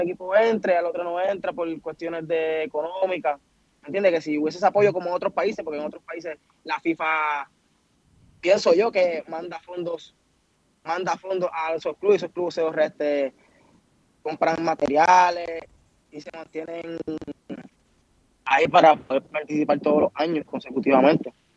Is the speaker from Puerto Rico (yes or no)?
yes; Puerto Rico; Puerto Rico porque fue la isla donde nací